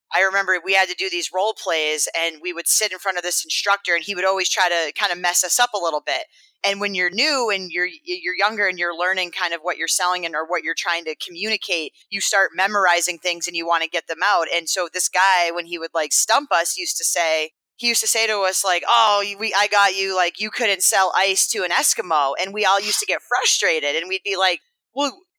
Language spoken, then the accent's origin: English; Maine, United States; My hometown in Maine